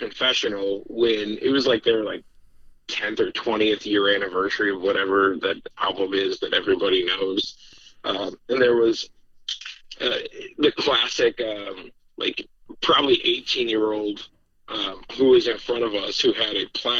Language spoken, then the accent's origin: English; Minneapolis, Minnesota, United States; moved away as an adult; now in Wisconsin, United States; Heads up, I'm from Minneapolis, so...